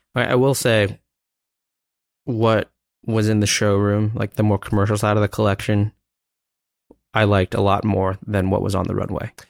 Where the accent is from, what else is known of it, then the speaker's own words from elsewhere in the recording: New York, United States; I'm from New York